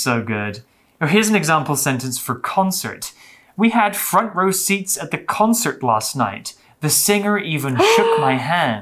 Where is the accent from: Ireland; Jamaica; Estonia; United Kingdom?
United Kingdom; I'm from the UK.